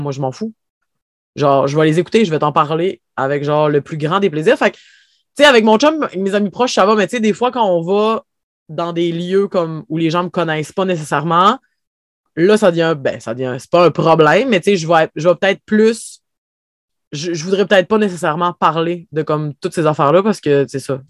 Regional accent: Havre-Saint-Pierre, Quebec, Canada; je vis à Havre-Saint-Pierre, j'ai grandi à Havre-Saint-Pierre, en fait, j'ai passé ma vie ici

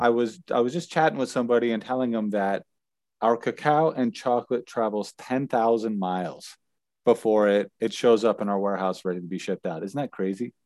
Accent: United States; moved away; being an American from the United States

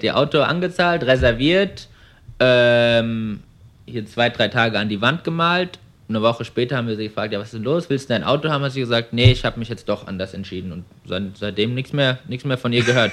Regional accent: Frankfurt am Main, Hesse, Germany; moved away as an adult; now in Melbourne, Australia; ich bin 25 Jahre alt, komme ursprünglich aus ähm, Frankfurt am Main

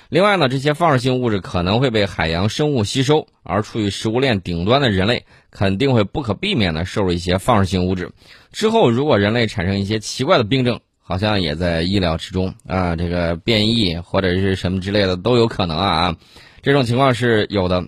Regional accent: China; 我们中国人

